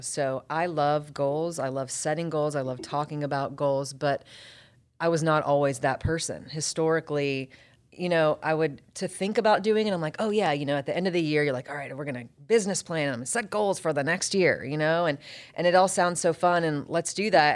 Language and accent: English; Roswell, Georgia, United States; also born or lived in Atlanta; born and raised in Atlanta, actually born in Roswell, at Northside Hospital. Grew up in Roswell